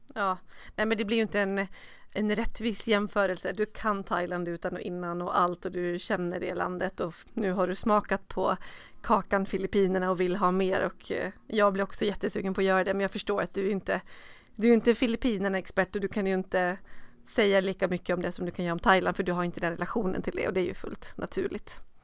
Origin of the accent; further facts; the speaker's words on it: Dalarna County, Sweden; now in Stockholm, Sweden; i min hemstad uppe i Dalarna